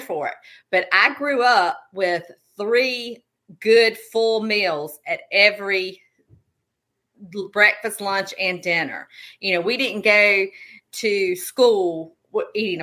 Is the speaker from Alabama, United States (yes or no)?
no; Darlington, South Carolina, United States; moved away as an adult; now in Newnan, United States; I am originally from Darlington, South Carolina. My parents are still there. I live in Noonan, Georgia now with my family